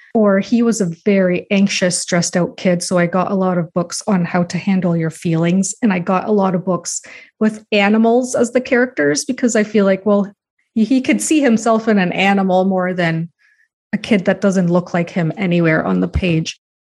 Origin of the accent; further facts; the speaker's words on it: Canada; also born or lived in United States; I was born in the States, but I've grown up my whole life in Canada.